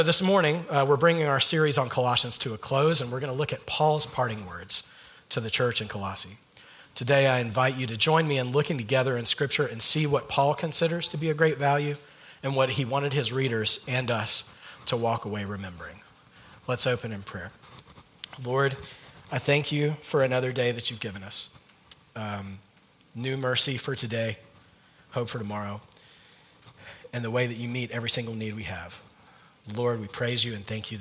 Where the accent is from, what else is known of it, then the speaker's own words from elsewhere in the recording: Georgia, United States; moved away as an adult; also born or lived in North Carolina; now in California, United States; Allison, my wife, and I are mainly from the state of Georgia.